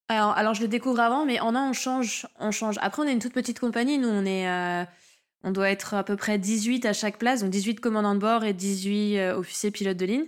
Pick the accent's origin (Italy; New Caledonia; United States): New Caledonia; je suis calédonienne